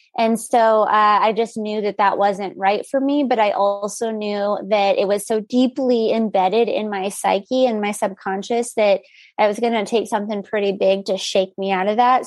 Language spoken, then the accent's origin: English; El Paso, Texas, United States; I grew up in El Paso